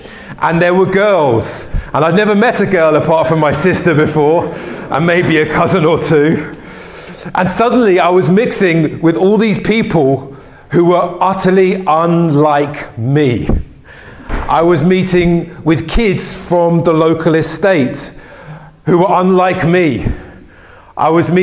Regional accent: London, United Kingdom; I grew up in West London

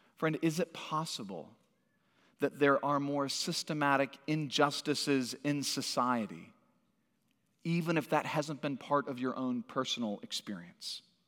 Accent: Santa Cruz, California, United States; moved away; also born or lived in Washington, D.C. / Northwest Arkansas; I grew up in Santa Cruz, California.

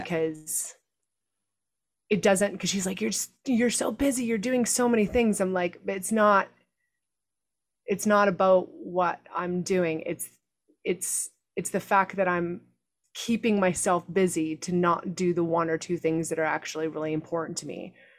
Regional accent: Canada; moved away; growing up in Canada

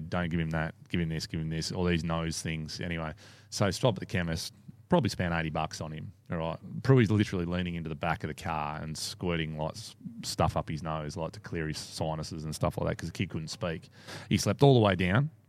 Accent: Albany, Western Australia, Australia; But I come from Albany

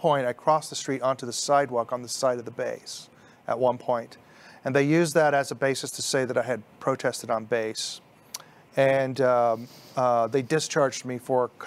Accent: Plainview, Texas, United States; also born or lived in Houston, Texas; I was from Plainview, Texas, and it was my dentist in Plainview who gave me up.

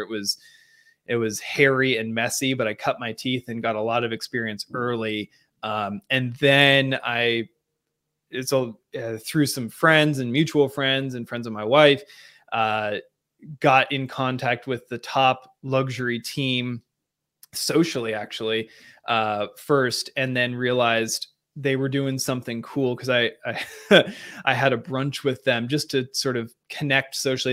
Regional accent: Seattle, Washington, United States; moved away; I grew up in a, uh, different part of the country, Seattle, Washington specifically.

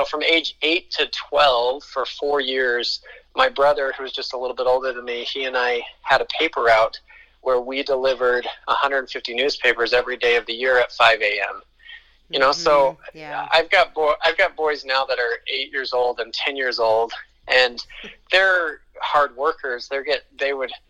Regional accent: Colorado, United States; now in Utah, United States; I was born in Utah, which is where I live now, but I was basically raised in Colorado from age 5 on

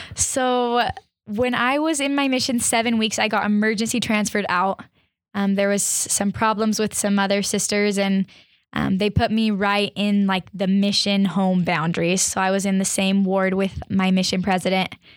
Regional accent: Arizona, United States; I'm from Arizona

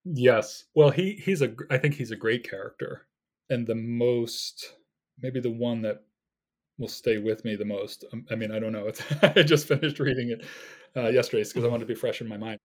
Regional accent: United States; being an American of a certain age

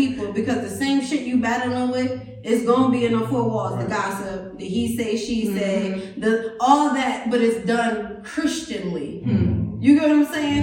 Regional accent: Hartford, Connecticut, United States; I'm from Hartford

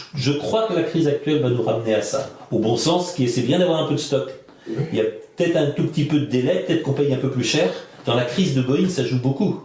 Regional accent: France; Je suis de France.

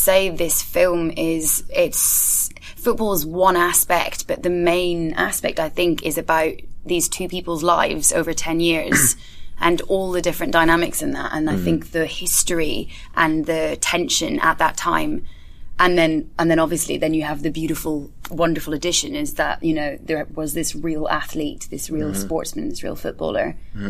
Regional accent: Scotland, United Kingdom; also born or lived in France; because I grew up in Scotland and France and was sort of in a family that were not very football orientated.

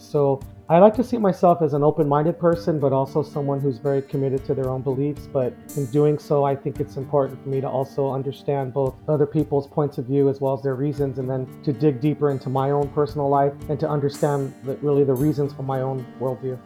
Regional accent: Los Angeles, California, United States; moved away as an adult; also born or lived in Tucson, Arizona; now in Sahuarita, United States; I actually was born and raised in the Los Angeles area

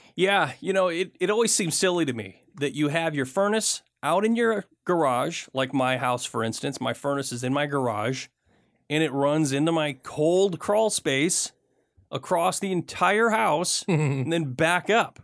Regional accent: Michigan, United States; I grew up in Michigan

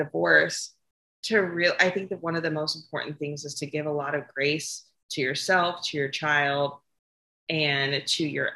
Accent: California, United States; So I grew up in California, and I did not grow up in a very modest household

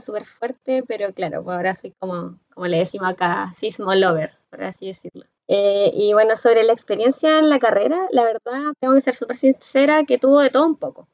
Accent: Concepción, Biobío, Chile; also born or lived in Talcahuano; soy oriunda de Concepción Talcahuano, que son ciudades de la zona central de Chile

